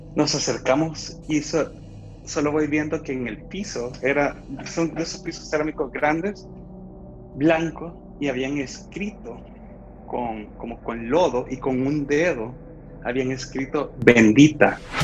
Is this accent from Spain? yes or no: no; Santa Ana, El Salvador; now in San Salvador, El Salvador; de El Salvador, eh, originario de Santa Ana, pues vivo acá en San Salvador